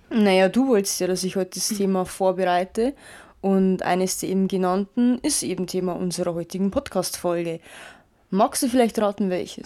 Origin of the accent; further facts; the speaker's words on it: Bavaria, Germany; bei uns in Bayern